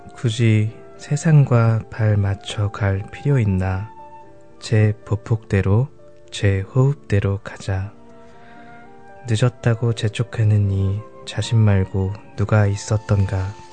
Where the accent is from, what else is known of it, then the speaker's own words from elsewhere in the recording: South Korea; moved away as an adult; also born or lived in Canada; now in New Zealand; 한국에서 이민 온